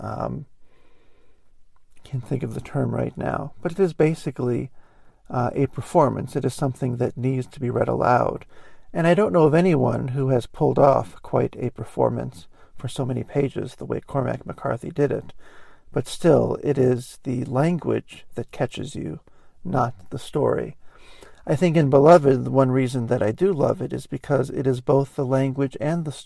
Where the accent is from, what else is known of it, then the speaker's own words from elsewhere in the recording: Geneva, Ohio, United States; my house in Geneva, Ohio